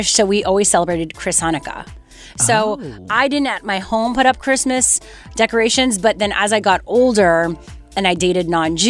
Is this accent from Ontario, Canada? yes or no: no; Montreal, Quebec, Canada; moved away; Montreal, my hometown.